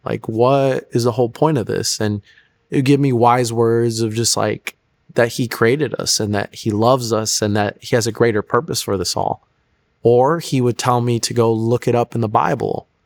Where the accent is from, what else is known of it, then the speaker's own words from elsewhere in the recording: Florida, United States; also born or lived in Chicago; I was born in Chicago, but I was actually raised since I was, like, four down in Florida. So, Florida was really all I knew